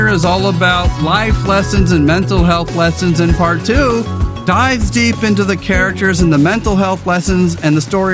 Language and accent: English; California, United States; as a Californian